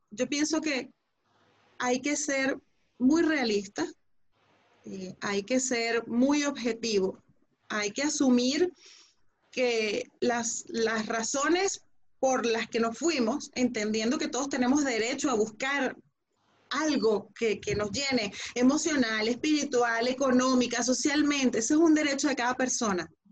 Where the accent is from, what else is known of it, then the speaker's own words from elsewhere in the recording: Venezuela; tenemos una madre en común que se llama Venezuela